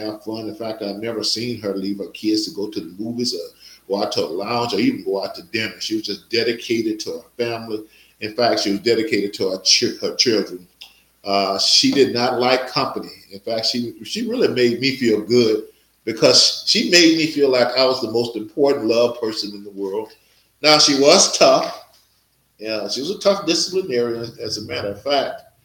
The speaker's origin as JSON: {"language": "English", "town": "Natchez", "region": "Mississippi", "country": "United States", "tie": "born or raised there", "moved": "yes", "said": "my hometown, Natchez, Mississippi"}